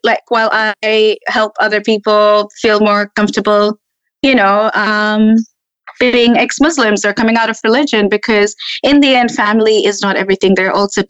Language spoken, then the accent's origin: English; Tanzania; accent: hybrid; moved away as an adult; now in Australia; I grew up with racism in Tanzania as well.